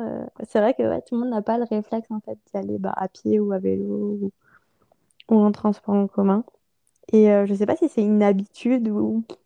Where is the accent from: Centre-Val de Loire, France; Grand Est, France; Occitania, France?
Grand Est, France; Strasbourg; moved away; also born or lived in Mulhouse; je suis originaire de Strasbourg